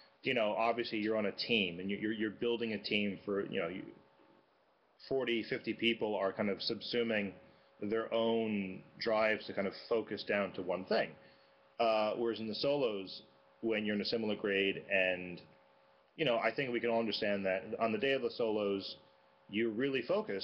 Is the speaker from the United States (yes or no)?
yes; United States; as an American playing there